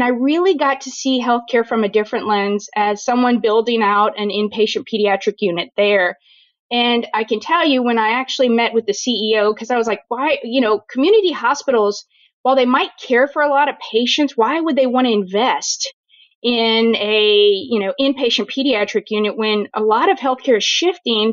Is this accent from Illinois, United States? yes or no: no; New Orleans, Louisiana, United States; moved away; I am born and raised in New Orleans, Louisiana, trained in the Deep South